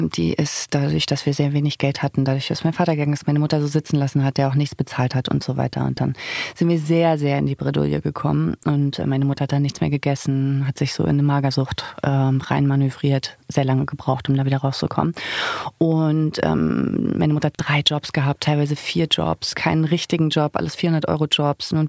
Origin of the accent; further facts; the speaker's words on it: Zinnowitz, Mecklenburg-Vorpommern, Germany; Zinnowitz, Mecklenburg-Vorpommern, die Insel Usedom, dass ich das nicht als meine Heimat sehe, überhaupt nicht und noch nie gesehen habe.